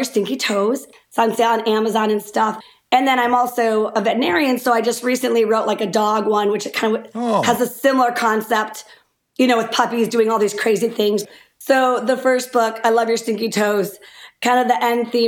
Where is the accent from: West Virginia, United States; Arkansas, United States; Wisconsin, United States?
Wisconsin, United States; DeForest; also born or lived in Windsor, Wisconsin; Growing up in DeForest or, you know, Windsor, right there